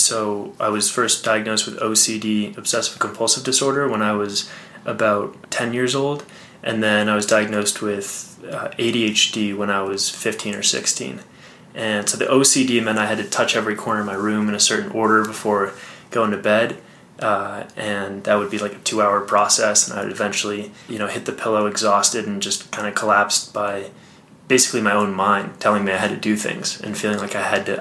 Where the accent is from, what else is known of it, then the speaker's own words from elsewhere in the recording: Boston, Massachusetts, United States; moved away as an adult; also born or lived in Connecticut; now in Colorado, United States; Grew up outside of Boston.